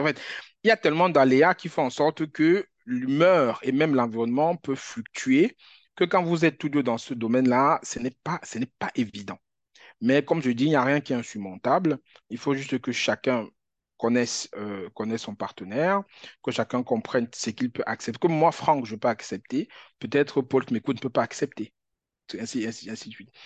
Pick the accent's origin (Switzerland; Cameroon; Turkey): Cameroon; moved away; Moi, j'ai grandi au Cameroun